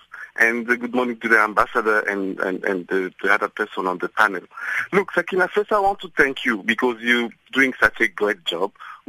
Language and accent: English; DR Congo; I'm from the Congo, actually